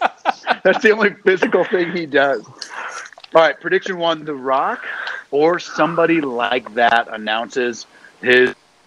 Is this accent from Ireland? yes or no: yes; Ireland; I'm Irish.